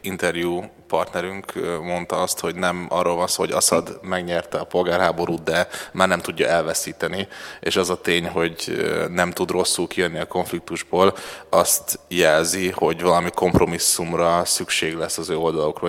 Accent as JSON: {"language": "Hungarian", "country": "Hungary", "said": "a magyar útlevelem tanulsága szerint magyar vagyok"}